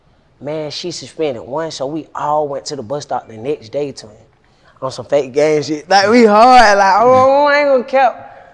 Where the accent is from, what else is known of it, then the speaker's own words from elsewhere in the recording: Atlanta, Georgia, United States; I'm from Cleveland Avenue.